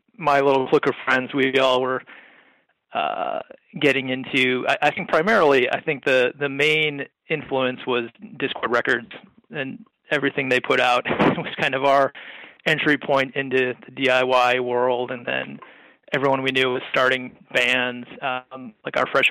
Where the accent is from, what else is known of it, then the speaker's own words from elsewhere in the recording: Wheeling, Illinois, United States; I grew up in Wheeling, Illinois, which is a little suburb outside of Chicago